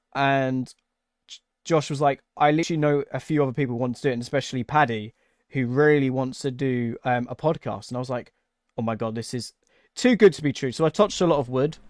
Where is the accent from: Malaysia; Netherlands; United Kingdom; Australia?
United Kingdom; England; where I'm English